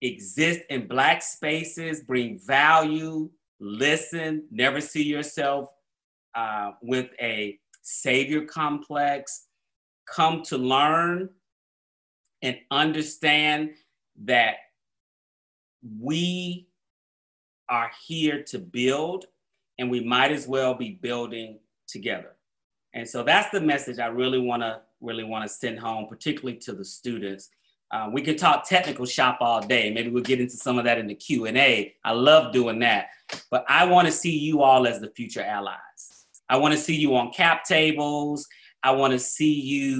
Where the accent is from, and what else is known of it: Atlanta, Georgia, United States; born or raised there; also born or lived in New Orleans